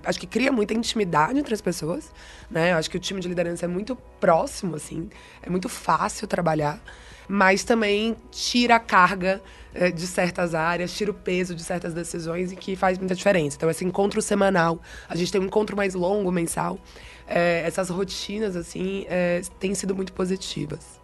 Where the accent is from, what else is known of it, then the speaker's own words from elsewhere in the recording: Bahia, Brazil; accent: Bahian; moved away; Se o meu sotaque não entregou ainda, eu sou baiana, na verdade, então eu sou formada em comunicação pela Universidade Federal da Bahia